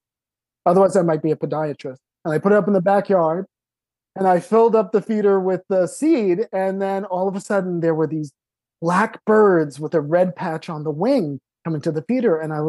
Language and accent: English; Long Island, New York, United States; also born or lived in Manhattan, New York; now in New York City, United States; I was born in Manhattan. I grew up in the suburbs on Long Island.